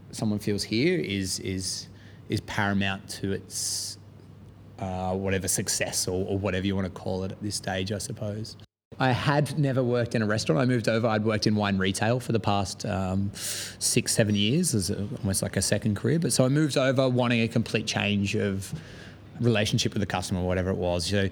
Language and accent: English; Australia; moved away as an adult; now in London, United Kingdom; where I'm from in Australia